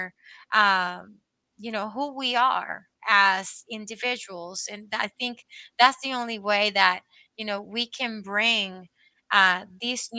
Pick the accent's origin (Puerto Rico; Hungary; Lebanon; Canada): Puerto Rico; now in Massachusetts, United States; I grew up in Puerto Rico.